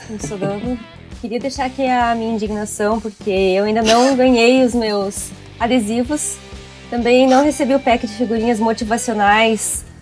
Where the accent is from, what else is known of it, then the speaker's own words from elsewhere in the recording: Brazil; a gente é brasileiro